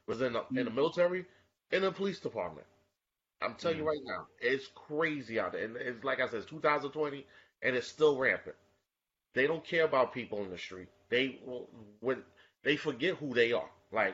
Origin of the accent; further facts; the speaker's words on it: New York, United States; I was born and raised in Bed-Stuy